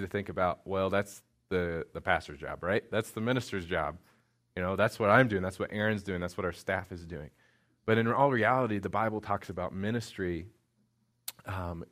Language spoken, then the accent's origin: English; Indiana, United States; moved away; Indiana, which is where I'm from